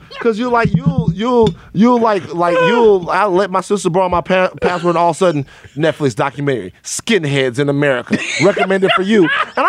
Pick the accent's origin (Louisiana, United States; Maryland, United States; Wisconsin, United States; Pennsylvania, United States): Louisiana, United States; South; I'm from South Louisiana.